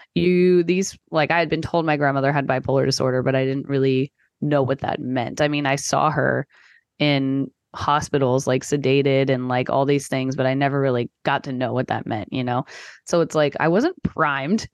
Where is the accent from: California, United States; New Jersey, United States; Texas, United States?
Texas, United States; I grew up in Texas